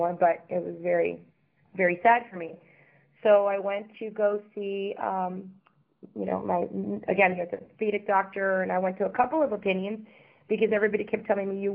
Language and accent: English; Miami, Florida, United States; also born or lived in Havana, Cuba / Europe / Caribbean; moved to Miami at the age of five where I grew up